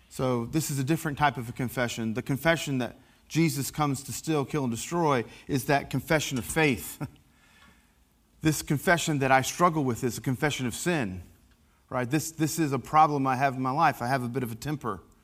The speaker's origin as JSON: {"language": "English", "region": "Appalachia", "country": "United States", "accent": "Appalachian", "said": "I'm an Appalachian American"}